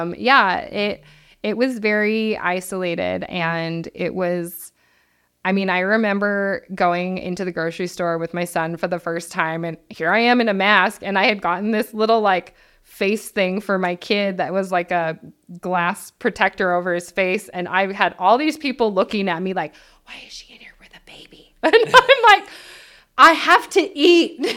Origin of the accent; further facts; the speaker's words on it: Mammoth Lakes, California, United States; I grew up in Mammoth Lakes. I graduated from Mammoth High School